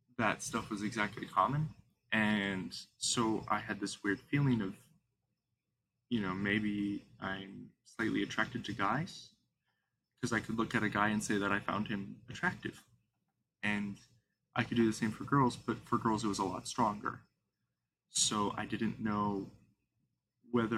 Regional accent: Midwest, United States; I'm from the Midwest

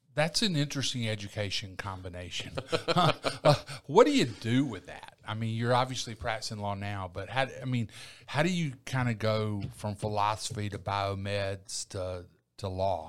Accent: Eufaula, Alabama, United States; now in Columbus, United States; I was raised in Eufaula.

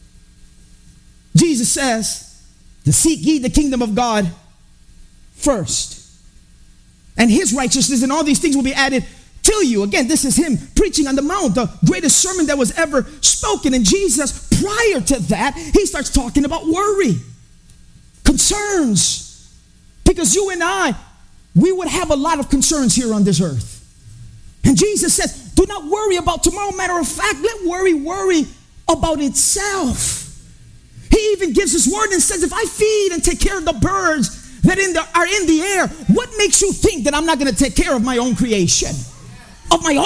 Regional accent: Chicago, Illinois, United States; I grew up in Humboldt Park. I grew up in the hood.

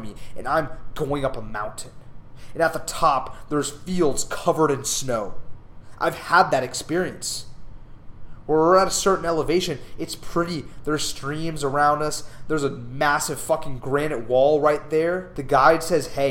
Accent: Southern California, United States; moved away as an adult; now in Dallas, United States; Growing up in Southern California

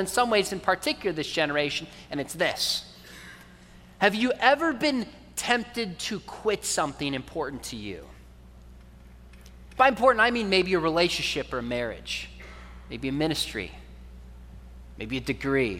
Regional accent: California, United States; also born or lived in Richardson, Texas; I was born in Richardson, not far from here, even though I grew up in California

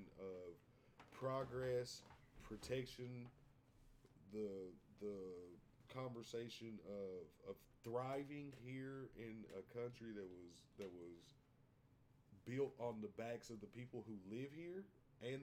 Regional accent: United States; I am from Bell County

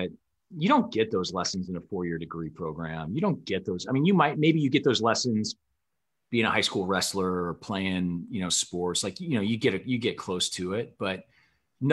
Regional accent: Bettendorf, Iowa, United States; born or raised there; moved away as an adult; also born or lived in Omaha, Nebraska / Wisconsin

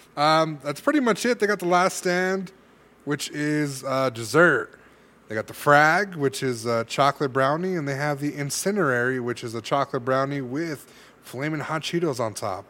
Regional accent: California, United States; I'm from California

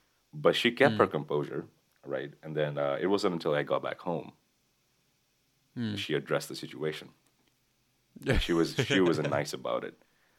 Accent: Kathmandu, Bagmati, Nepal; born there; I was born in Kathmandu, the capital of Nepal.

